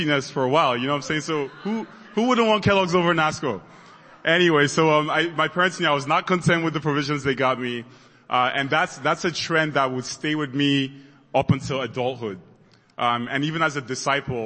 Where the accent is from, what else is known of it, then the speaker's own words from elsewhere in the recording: Nigeria; moved away; I grew up in Nigeria and I went to boarding school